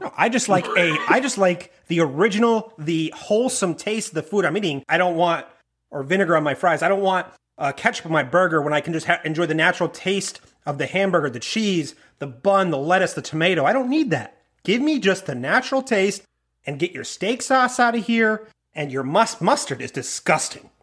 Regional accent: Maine, United States; growing up in Maine

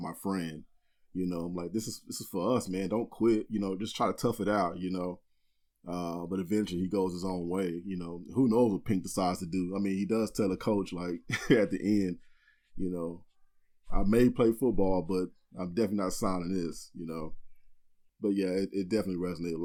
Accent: Austin, Texas, United States; I grew up in Austin, born and raised

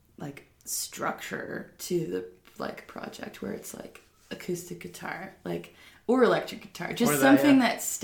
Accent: Winchester, Virginia, United States; born or raised there

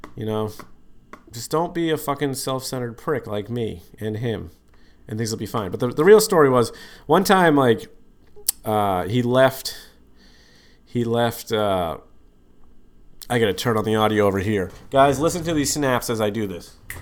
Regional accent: Boston, Massachusetts, United States; I said I was from Boston

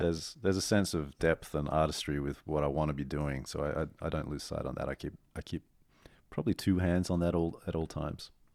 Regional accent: Australia; moved away as an adult; now in New York, United States; I'm in New York as an Aussie

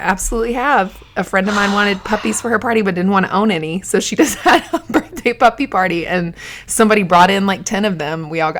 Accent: the South, United States; I'm from the South where you have, like, a lot of land.

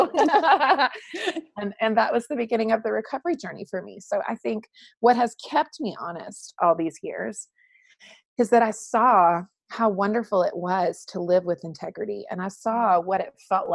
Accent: North Carolina, United States; I was raised in the South in North Carolina and had a beautiful upbringing

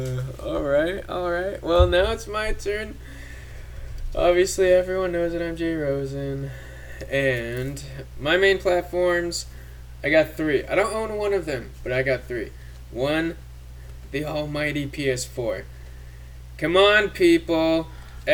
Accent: Canada; now in United States; I grew up in Canada

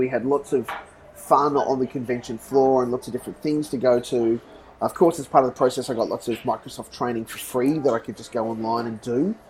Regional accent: Australia; And I came from Australia.

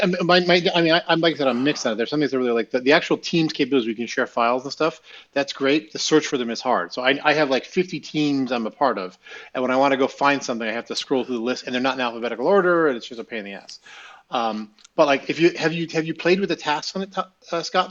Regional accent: Russia; now in United States; you're growing up in Russia.

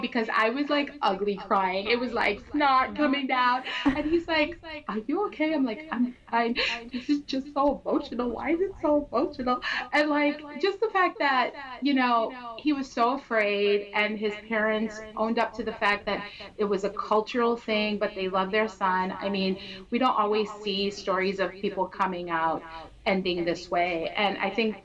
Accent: Trinidad & Tobago; I'm from Trinidad, so like my grandma wore dresses like

